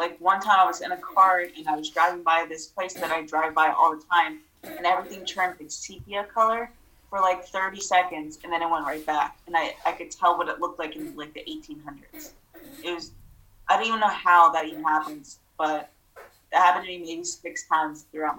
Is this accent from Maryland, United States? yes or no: yes; Baltimore, Maryland, United States; also born or lived in Moldova; I grew up in Baltimore